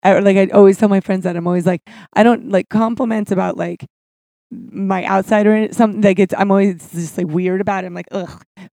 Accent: Santa Barbara, California, United States; Santa Barbara. I lived there till I was about 10-ish or 11. And then we moved in the desert. I never tell anybody that. But the middle of the desert, it's called California City.

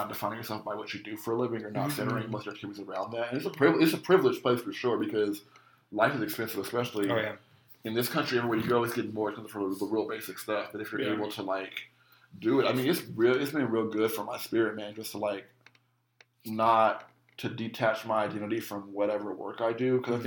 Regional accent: United States; I'm from America

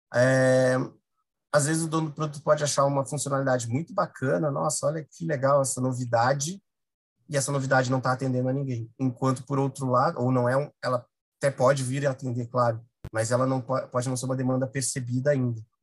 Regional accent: Rio Grande do Sul, Brazil; moved away as an adult; Eu sou gaúcho, obviamente, tô, mas já estou aqui há uns 10 anos e eu sei como aí no Sul é, é difícil

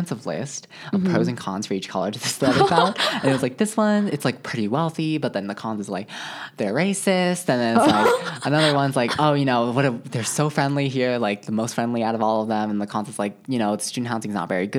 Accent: United States; we're American

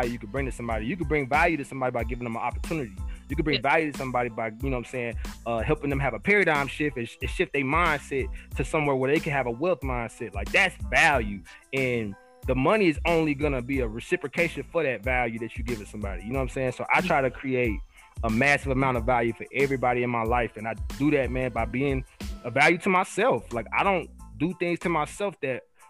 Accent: Texas, United States; also born or lived in Montana; I'm from Texas

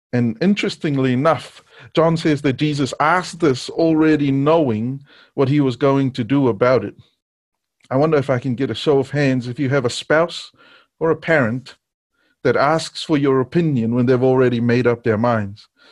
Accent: Niue; Growing up in Niue, the news came on once a day and there was no T V.

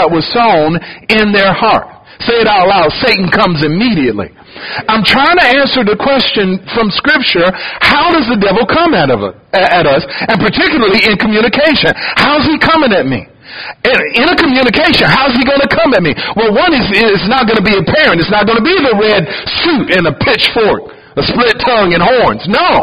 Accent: Detroit, Michigan, United States; also born or lived in Ohio; now in Louisiana, United States; I was born in Ohio, grew up in Detroit

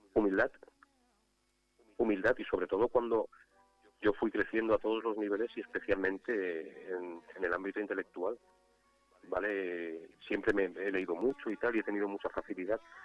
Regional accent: Catalonia, Spain; yo soy catalán

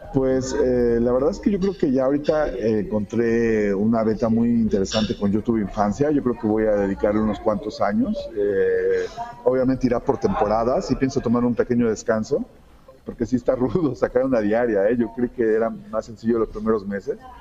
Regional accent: Mexico; soy de México

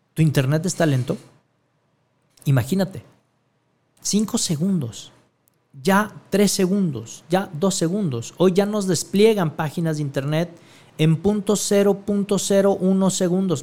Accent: Guadalajara, Jalisco, Mexico; en mi tierra, aquí en Guadalajara, Jalisco, México

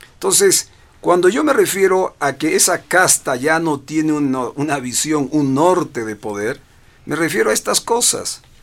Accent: Bolivia; lo digo como boliviano

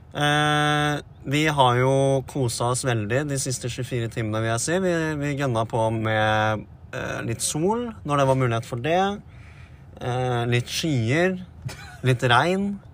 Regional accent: Vestfold, Norway; vi er to gutar fra Vestfold

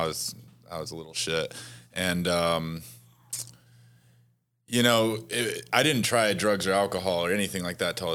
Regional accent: Muncie, Indiana, United States; I grew up in Muncie, Indiana

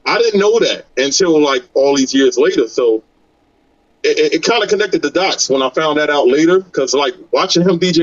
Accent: Newark, New Jersey, United States; I'm from Newark

